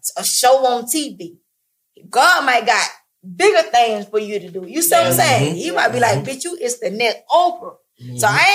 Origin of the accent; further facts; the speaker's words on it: Atlanta, Georgia, United States; I'm from Atlanta, born and raised.